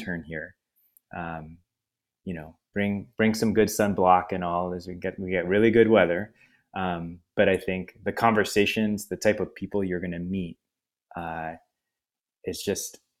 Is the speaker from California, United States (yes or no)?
yes; San Francisco, California, United States; moved away as an adult; also born or lived in Syracuse / Seattle; I was born in San Francisco and grew up here